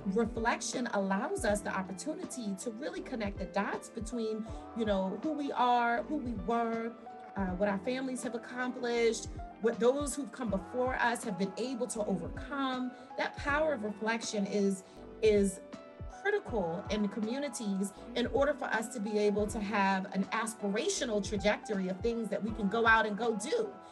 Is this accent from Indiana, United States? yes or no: no; Washington, District of Columbia, United States; moved away as an adult; also born or lived in Willingboro Township, New Jersey; now in Willingboro, United States; I was raised in Washington, D.C.